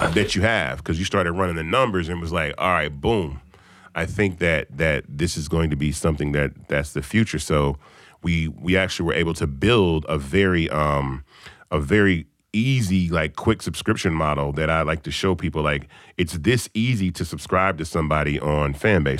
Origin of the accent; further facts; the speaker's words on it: Memphis, Tennessee, United States; now in Atlanta, United States; I'm from Memphis